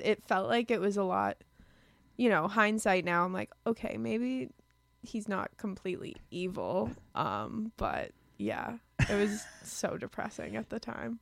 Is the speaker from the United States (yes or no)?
yes; Lowell, Massachusetts, United States; I'm from Lowell. Yeah I grew up there and I still live there now with my parents